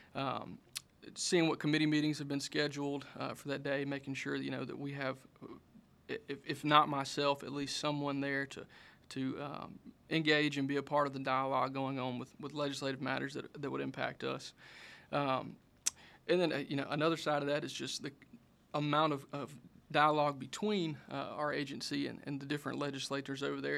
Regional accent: Mendenhall, Mississippi, United States; I grew up in Minnehaha, Mississippi, uh, down in Simpson County

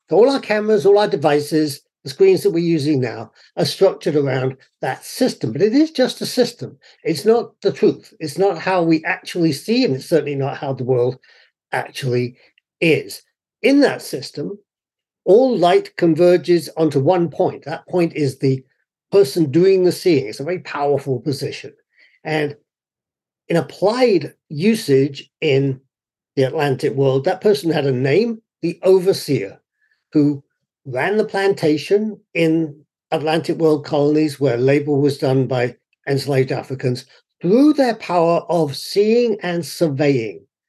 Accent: United Kingdom; moved away as an adult; now in United States; My own personal experience when I grew up in the UK, I was certainly white, but I was not fully white because I was not properly English

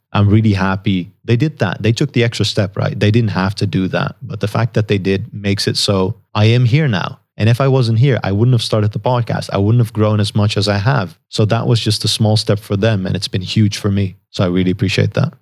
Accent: Netherlands; first language Dutch; English is a second language; I, I'm natively Dutch. I grew up in the Netherlands.

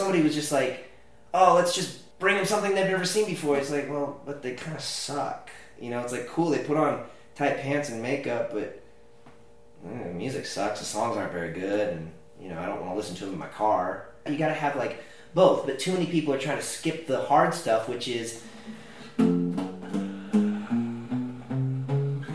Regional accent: California, United States; I'm from California

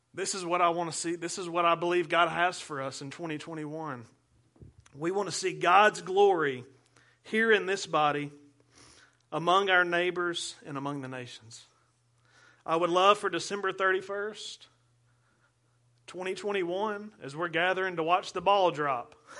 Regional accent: United States; as American Christians in the twenty-first century

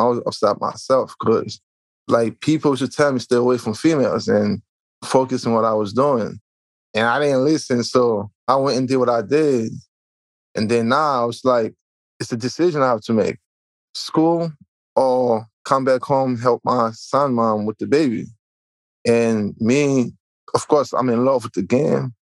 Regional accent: Haiti; also born or lived in Elizabeth, New Jersey; now in New Jersey, United States; I'm originally from Haiti. Right now, I'm in New Jersey

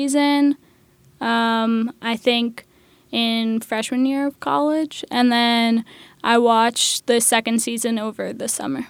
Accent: Manhattan, New York, United States; I'm 20 years old and I go to Pratt Institute. I'm from Manhattan.

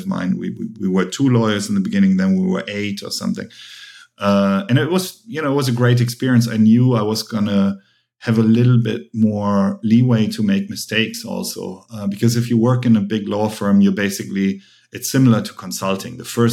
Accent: Germany; English is a second language; moved away as an adult; also born or lived in United States; I'm half Korean, half German. I grew up in Germany.

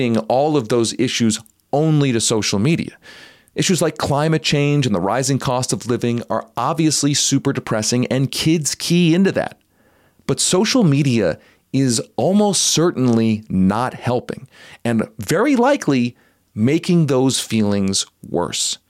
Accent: Philadelphia, Pennsylvania, United States; moved away as an adult; also born or lived in New Haven, Connecticut; now in Denver, United States; I was actually born in Connecticut, but being grown up in Philadelphia

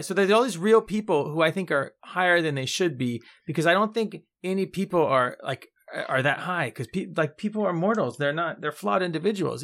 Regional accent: United States; as an American

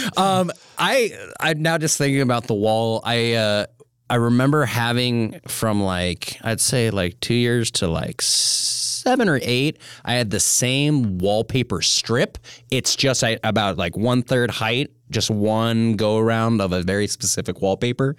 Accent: Missoula, Montana, United States; I'm from Missoula, and I moved into the house that my parents still live in, when I was two

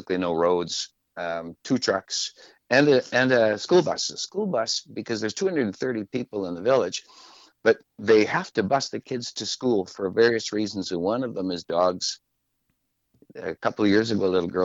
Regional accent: Saskatchewan, Canada; first language French; English is a second language; now in Victoria, Canada; I'm a Saskatchewan boy

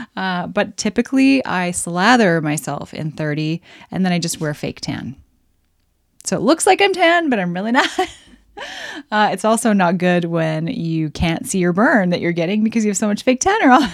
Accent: Canada; I'm Canadian

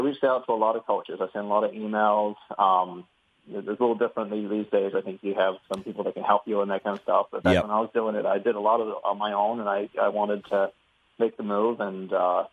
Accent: New Zealand; also born or lived in Minnesota; now in United States; Growing up in New Zealand, you know, I played New Zealand typical sports, rugby, cricket, a little bit of soccer here and there

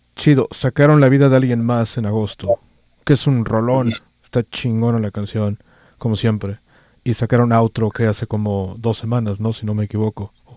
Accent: Mexico; now in San Francisco, United States; soy el único mexicano país en esta estación

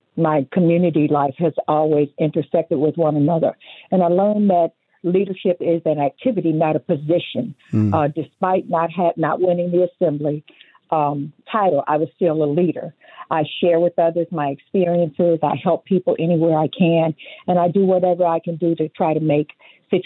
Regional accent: Detroit, Michigan, United States; moved away as an adult; now in Las Vegas, United States; I came here August 22nd, 1977, so that would put me here at 46 years from Detroit, Michigan

